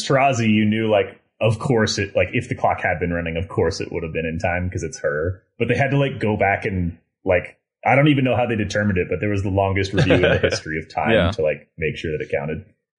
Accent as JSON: {"language": "English", "town": "Salem", "region": "Oregon", "country": "United States", "tie": "born or raised there", "said": "my hometown of Salem, Oregon"}